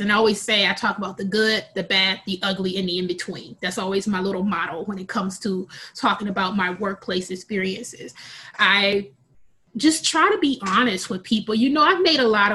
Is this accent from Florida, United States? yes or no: no; Milwaukee, Wisconsin, United States; I was born and raised in Milwaukee, Wisconsin